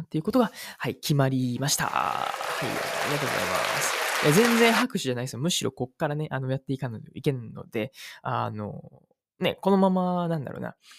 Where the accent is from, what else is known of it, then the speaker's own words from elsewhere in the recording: Uji, Kyoto, Japan; この宇治っていうね、僕の地元